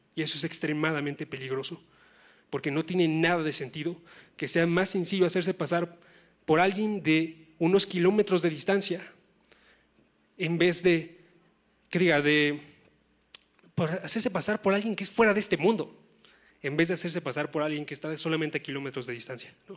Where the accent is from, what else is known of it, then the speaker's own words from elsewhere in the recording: Oaxaca, Mexico; moved away; yo soy de Oaxaca, no soy tan lejano